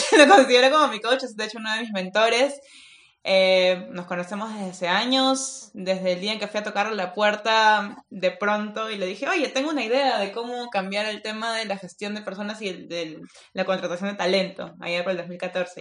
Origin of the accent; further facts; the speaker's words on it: Peru; now in Finland; soy peruana